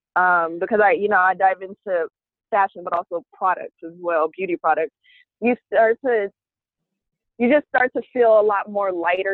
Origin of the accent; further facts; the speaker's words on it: Oakland, California, United States; moved away as an adult; now in Brooklyn, United States; I am from Oakland, California. I reside, however, in Brooklyn, New York.